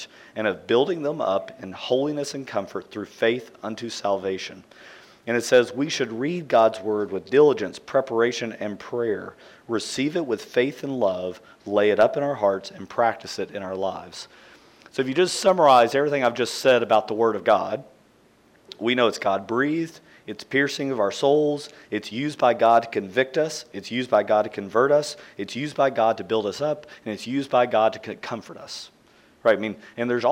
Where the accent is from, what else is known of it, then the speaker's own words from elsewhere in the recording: central Kentucky, United States; I grew up in Kentucky, in central Kentucky